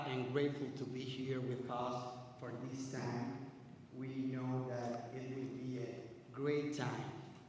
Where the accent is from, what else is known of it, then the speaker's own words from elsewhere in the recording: La Romana, Dominican Republic; English is a second language; This is my wife, Stephanie. We are from La Romana, Dominican Republic.